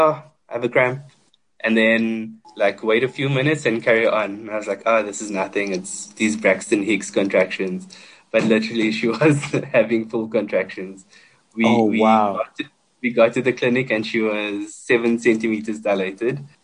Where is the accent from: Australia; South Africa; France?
South Africa; Port Elizabeth, Eastern Cape; moved away as an adult; also born or lived in Johannesburg; we were a small department in Port Elizabeth in my hometown